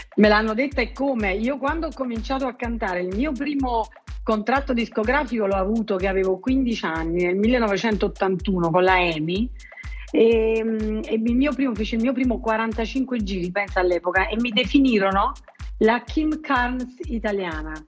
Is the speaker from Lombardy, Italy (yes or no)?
no; Naples area, Campania, Italy; gli autori della mia terra